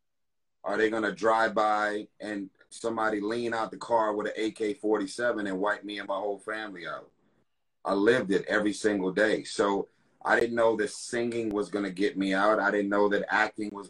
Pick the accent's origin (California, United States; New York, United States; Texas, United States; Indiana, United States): California, United States; Los Angeles; I grew up in South Central LA Watts